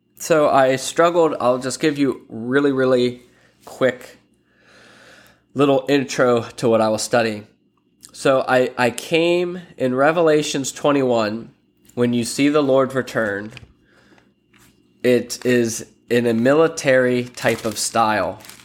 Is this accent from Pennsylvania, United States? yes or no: yes; Lancaster, Pennsylvania, United States; now in Sarasota, United States; I'm originally from Lancaster, Pennsylvania.